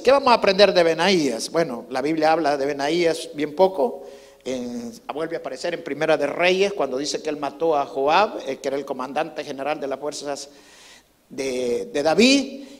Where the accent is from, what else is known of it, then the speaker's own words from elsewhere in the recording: El Salvador; now in United States; cuando nosotros crecimos allá en El Salvador